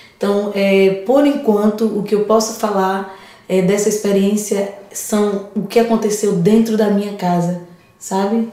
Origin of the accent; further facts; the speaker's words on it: Alagoas, Brazil; now in São Paulo, Brazil; eu sou alagoana